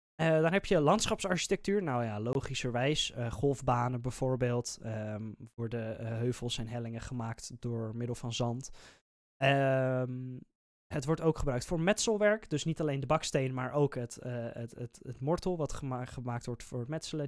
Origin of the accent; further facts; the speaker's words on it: Netherlands; wij als Nederlanders